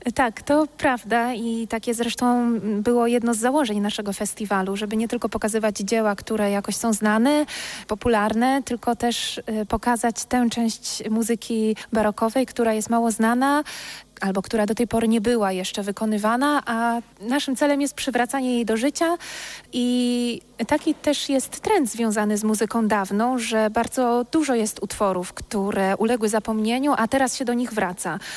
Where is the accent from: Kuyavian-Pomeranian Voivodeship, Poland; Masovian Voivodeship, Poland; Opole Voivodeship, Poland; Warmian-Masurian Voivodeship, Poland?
Kuyavian-Pomeranian Voivodeship, Poland; Bydgoszcz; dla nas y, bydgoszczan